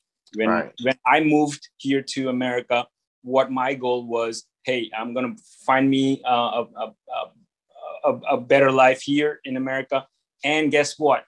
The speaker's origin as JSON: {"language": "English", "country": "India", "tie": "born or raised there", "moved": "yes", "said": "growing up in India as a Chinese"}